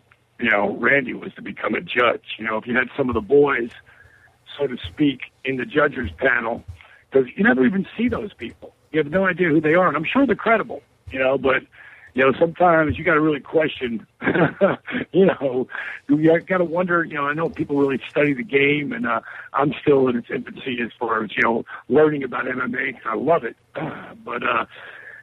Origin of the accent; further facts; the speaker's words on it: Jersey Shore, New Jersey, United States; I'm from the Jersey Shore, and not the shore, you know, Snooki hangs out with. But, you know, I'm a local. I grew up there on the shore